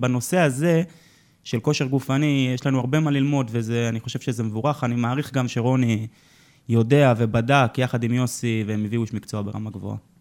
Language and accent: Hebrew; Jerusalem, Jerusalem District, Israel; אני גדלתי כירושלמי